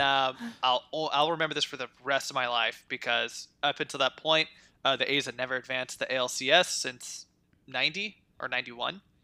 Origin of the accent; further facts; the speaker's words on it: Antioch, California, United States; I was born in Antioch.